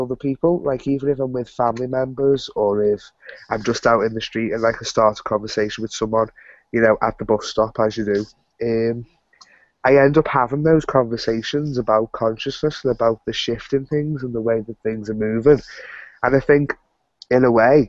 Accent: Liverpool, North West England, United Kingdom; I'm actually from Liverpool in the UK.

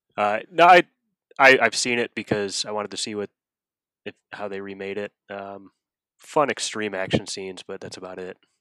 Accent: Akron, Ohio, United States; I grew up in Akron, Ohio

